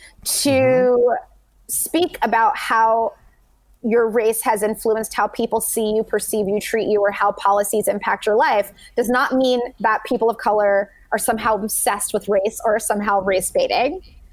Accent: Saudi Arabia; I grew up abroad in Saudi Arabia. I went to international school with students from over 50 countries

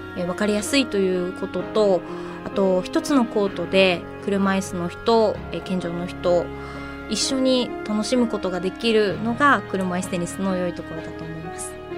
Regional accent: Asahikawa, Hokkaido, Japan; moved away as an adult; also born or lived in Yokohama; 地元の旭川にいた時

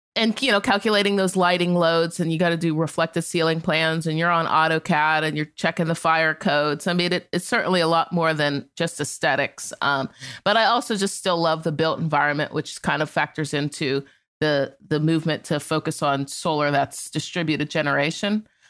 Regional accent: Appalachia, United States; I'm from Appalachia

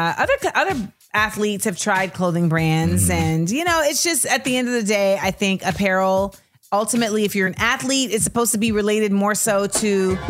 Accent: Florida, United States; I am from Florida.

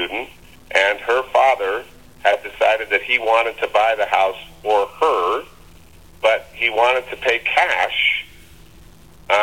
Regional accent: Reno, Nevada, United States; moved away; also born or lived in Los Angeles / Bristol, Connecticut; growing up in Reno

